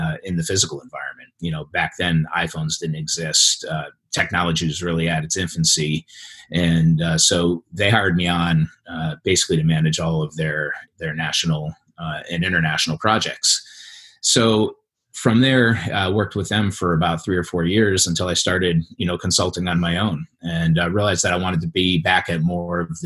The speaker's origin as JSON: {"language": "English", "region": "East Coast", "country": "United States", "tie": "born or raised there", "also_born_or_lived": "Southern California", "moved": "as an adult", "said": "I grew up on the East Coast in a residential and commercial development family"}